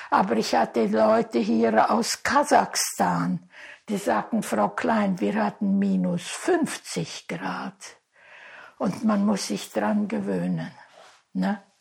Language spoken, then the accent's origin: German; Talmisch, Sibiu County, Romania; born there; also born or lived in Großau; Gut, wir, ich bin ja hier in Talmisch geboren und dann kam ich nach Großau.